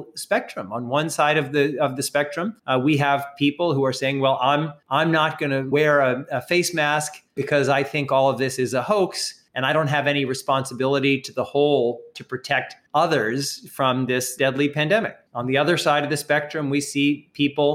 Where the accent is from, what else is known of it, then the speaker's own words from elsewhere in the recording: United States; America, my home country